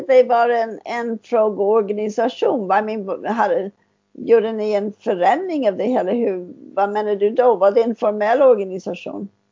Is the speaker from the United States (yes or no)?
yes; United States; Swedish is a second language; now in Sweden; Jag är från USA, amerikanskt då.